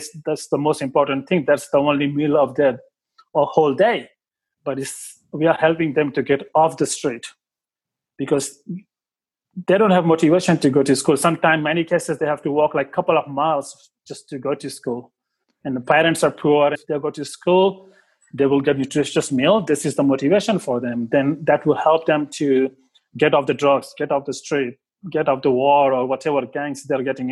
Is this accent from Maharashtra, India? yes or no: yes; Mumbai, Maharashtra, India; moved away as an adult; now in Australia; I grew up in Mumbai